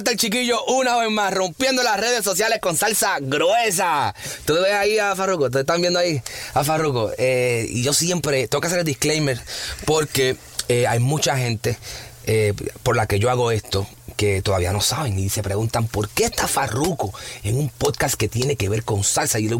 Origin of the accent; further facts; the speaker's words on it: Bayamón, Puerto Rico; yo soy de Bayamón. es lo mismo. Yo soy de Bayamón.